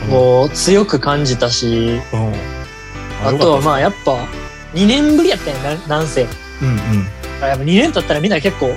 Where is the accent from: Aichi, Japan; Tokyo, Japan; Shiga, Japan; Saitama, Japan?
Shiga, Japan; near Kyoto; accent: Kyoto-ish Kansai dialect; 関西弁ではありますね。まあ、その出身というか、まあ、実家出身、生まれが、まあ、滋賀県の中でも京都に近い方の、あのーね、生まれとか実家があったので、まあ、えっと、京都っぽい関西弁にはなってますね。京都弁ではありますね。